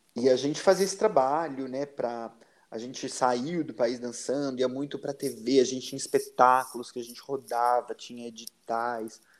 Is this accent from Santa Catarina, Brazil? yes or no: no; Valinhos, São Paulo, Brazil; eu sou de Valinhos.